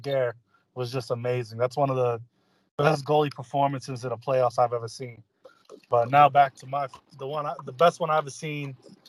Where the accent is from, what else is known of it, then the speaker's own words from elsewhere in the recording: New York, United States; moved away; I'm originally from New York